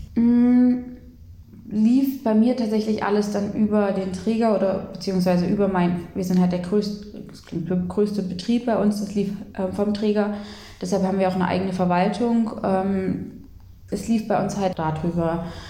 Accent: Lutherstadt Eisleben, Saxony-Anhalt, Germany; Ich komme eigentlich aus Lutherstadt Eisleben

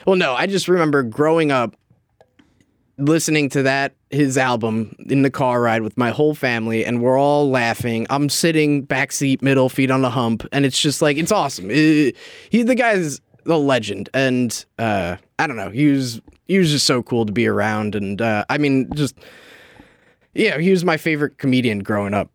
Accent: New Jersey, United States; I was from North Jersey

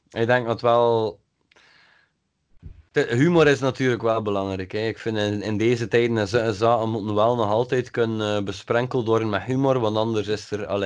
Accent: IJmuiden, North Holland, Netherlands; En dat je moet weten, ik kom uit Exmuiden.

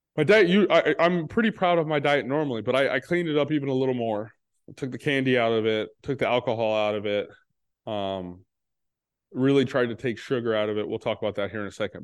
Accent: Texas, United States; I'm from Texas

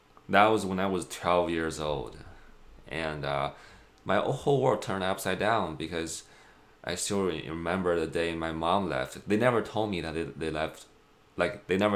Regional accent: China; moved away as an adult; now in United States; born and raised in China, moved to United States 6 years ago

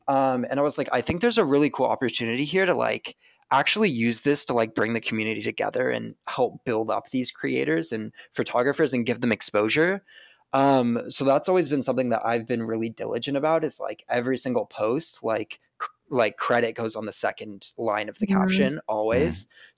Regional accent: Seattle, Washington, United States; also born or lived in Spokane; I grew up in Washington State, lived in Seattle growing up, and then moved to Spokane, Washington for high school.

